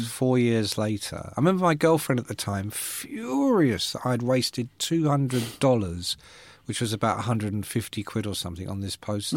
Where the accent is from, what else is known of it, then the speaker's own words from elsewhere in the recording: London, United Kingdom; I come from London, and, uh, my parents were not educated